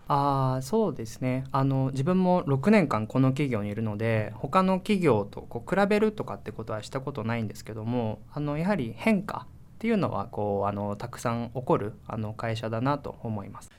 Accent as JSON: {"language": "Japanese", "region": "Shizuoka", "country": "Japan", "tie": "born or raised there", "moved": "yes", "said": "自分がこう地元静岡の田舎の方なんですけども"}